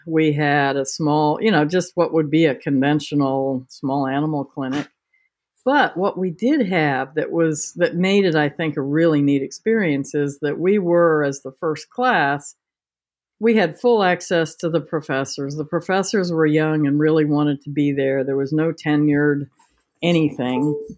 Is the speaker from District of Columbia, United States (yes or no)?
yes; Washington, District of Columbia, United States; moved away as an adult; also born or lived in England / New Jersey; now in Virginia, United States; I was born and raised in Washington D.C. Um, one of the few natives